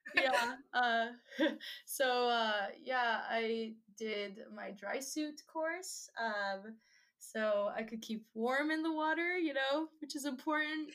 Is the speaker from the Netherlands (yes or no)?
yes; Netherlands; moved away; I grew up in the Netherlands